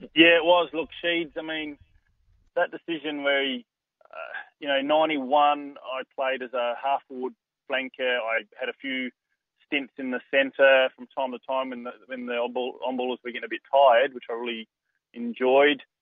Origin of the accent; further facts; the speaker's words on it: Adelaide, South Australia, Australia; moved away as an adult; also born or lived in Melbourne; my home state of, of South Australia, in in, in Adelaide